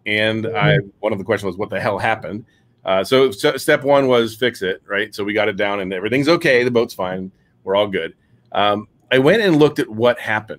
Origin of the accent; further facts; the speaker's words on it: Tarpon Springs, Florida, United States; I am from West Florida, so just northwest of Tampa, actually Tarpon Springs.